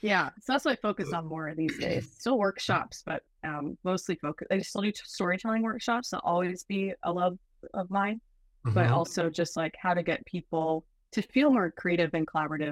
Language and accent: English; Canada; born there; I was born in Canada. I will start back then. I was born near an Arctic tundra, raised on an active volcano.